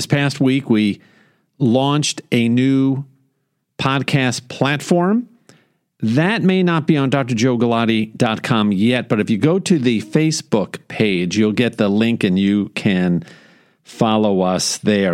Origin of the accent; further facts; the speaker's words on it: New York, United States; now in Houston, United States; growing up in New York